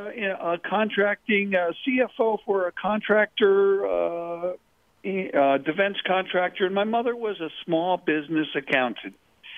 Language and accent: English; Connecticut, United States; also born or lived in New Jersey; I grew up in New England, Connecticut, New Jersey.